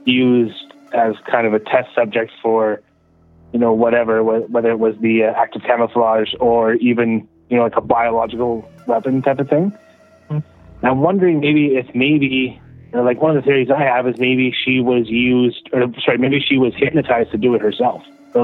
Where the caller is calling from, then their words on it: Manitoba, Canada; from Manitoba.